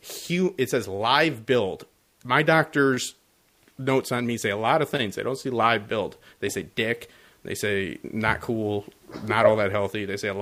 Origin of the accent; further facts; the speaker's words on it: Detroit, Michigan, United States; I'm from Detroit, by the way.